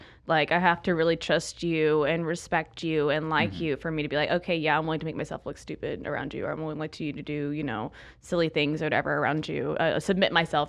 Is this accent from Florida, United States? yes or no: yes; Florida, United States; I'm from Florida, and being in the panhandle